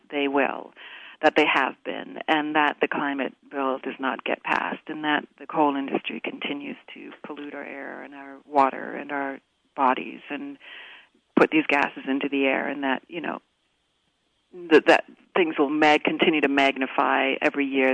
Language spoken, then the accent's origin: English; Canada; moved away as an adult; now in United States; I was born in Canada, and I've lived here in the U.S. for 20 years now